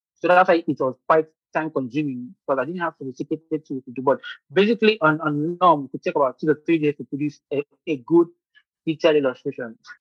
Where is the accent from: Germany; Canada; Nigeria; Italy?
Nigeria; moved away as an adult; now in Ukraine; I'm a Nigerian medical illustrator